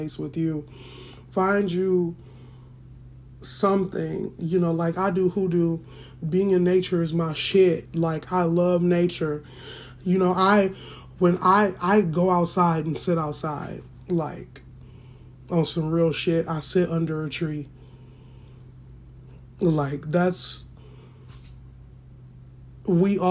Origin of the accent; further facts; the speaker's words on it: United States; I'm black, but I am African American